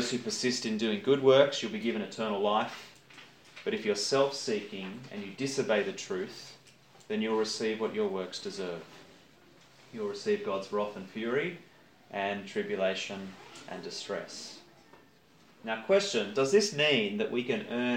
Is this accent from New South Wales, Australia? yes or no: yes; Campbelltown, New South Wales, Australia; I grew up in Campbelltown